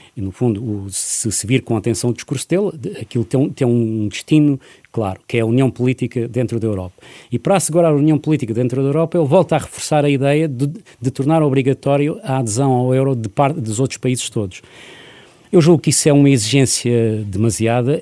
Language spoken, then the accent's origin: Portuguese; Portugal; enquanto português